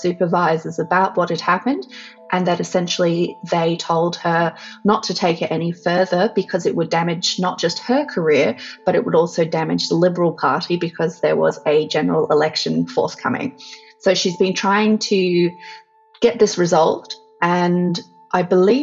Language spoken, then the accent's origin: English; Australia; I'm an Australian feminist activist and writer.